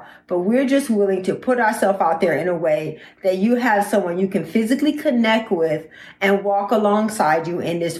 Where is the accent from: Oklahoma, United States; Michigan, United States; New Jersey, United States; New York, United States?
Michigan, United States; Detroit; we're both from Detroit, Michigan